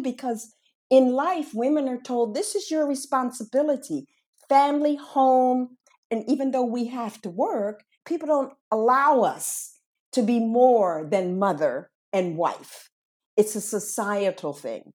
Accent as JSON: {"language": "English", "town": "Washington", "region": "District of Columbia", "country": "United States", "tie": "born or raised there", "moved": "as an adult", "lives_now": "Barcelona, Spain", "said": "My hometown was Washington, D C"}